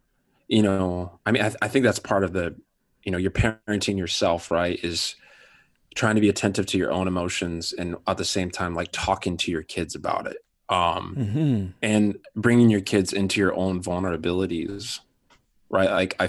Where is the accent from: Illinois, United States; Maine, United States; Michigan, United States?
Michigan, United States; moved away as an adult; also born or lived in Seattle; now in Ottawa, Canada; I'm a Michigander from Michigan. Okay. Yeah, I loved living in Michigan. Lived in Michigan until I was about 20